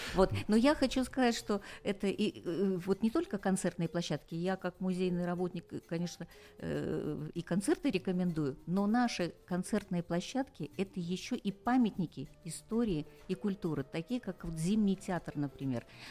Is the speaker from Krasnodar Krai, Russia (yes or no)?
yes; Sochi, Krasnodar Krai, Russia; я родилась в Сочи, и поэтому я его так люблю